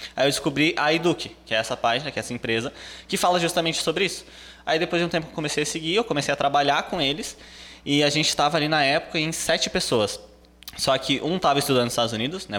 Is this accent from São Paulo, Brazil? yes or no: no; Rio Grande do Sul, Brazil; eu sou do Rio Grande do Sul